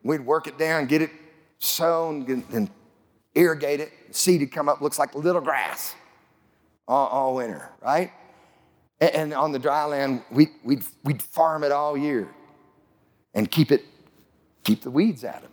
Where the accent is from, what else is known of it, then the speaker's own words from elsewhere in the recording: Lamar, Colorado, United States; I grew up in southeast Colorado. I grew up in May Valley. It's about 10 miles north of Lamar, Colorado.